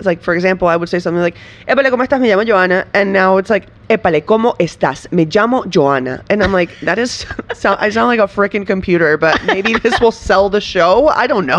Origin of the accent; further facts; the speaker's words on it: Venezuela; now in United States; I'm from Venezuela